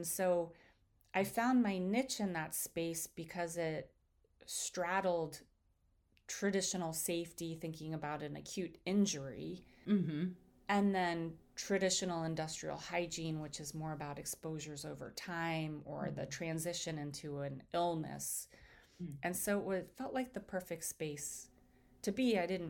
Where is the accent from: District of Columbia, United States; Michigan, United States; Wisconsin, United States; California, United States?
District of Columbia, United States; Washington; moved away as an adult; also born or lived in New Jersey; Growing up in Washington, D.C.